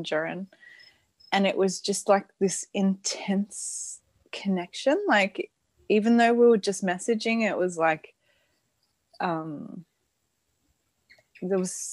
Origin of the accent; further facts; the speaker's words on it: Sydney, New South Wales, Australia; moved away as an adult; also born or lived in Denmark; I'm from Australia. I live in Sydney now, where I was born.